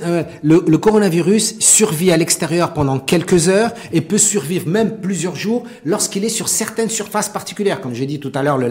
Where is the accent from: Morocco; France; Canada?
Morocco; en tant que Marocain